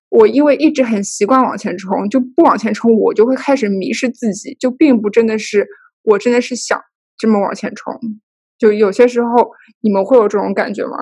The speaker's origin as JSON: {"language": "Chinese", "region": "Shanghai", "country": "China", "tie": "born or raised there", "also_born_or_lived": "New York", "moved": "yes", "lives_now": "United States", "said": "我是大城市长大的，就是国内一线城市长大的"}